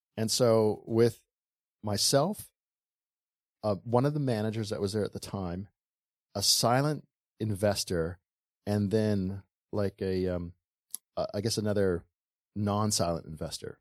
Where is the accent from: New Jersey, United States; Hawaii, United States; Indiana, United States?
Hawaii, United States; Honolulu; also born or lived in Bay Area, California / Kailua, Hawaii; growing up in Waikiki, we ha, we lived on a boat